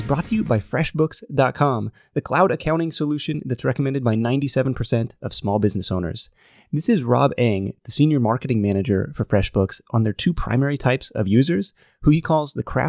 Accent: Livermore, California, United States; I was on Google Earth in my hometown of Livermore, California, and being like, holy crap, this guy has got just a mountain of pallets in the back of his building.

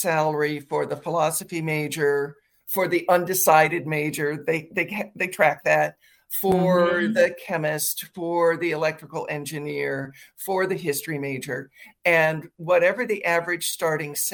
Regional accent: Midwest, United States; now in Washington, D.C., United States; I grew up in the Midwest

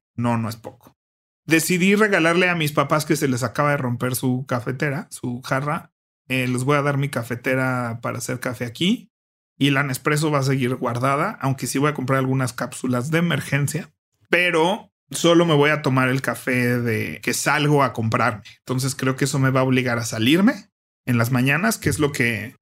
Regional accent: Mexico; es más cómodo quedarse en México, la verdad, para muchas cosas

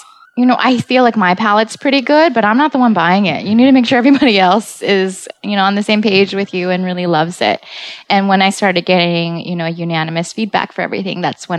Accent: San Francisco, California, United States; I came from San Francisco and we don't play there.

